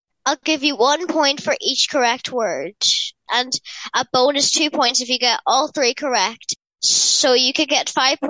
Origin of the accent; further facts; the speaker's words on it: Letterkenny, Ulster, Ireland; I'm 10 years old and I'm from Letterkenny in County Donegal.